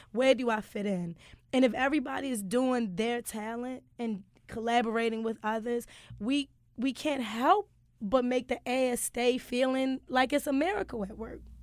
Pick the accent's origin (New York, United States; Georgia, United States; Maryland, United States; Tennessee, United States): Maryland, United States; Baltimore; I'm from West Baltimore